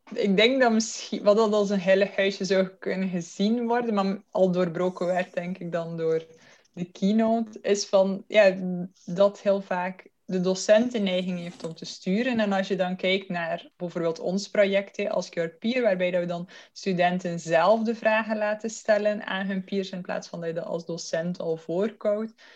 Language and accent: Dutch; Belgium; accent: Belgian; moved away as an adult; now in Netherlands; oorspronkelijk, zoals je mijn accent kunt horen, kom ik uit België, maar ik woon nu tien jaar al in Nederland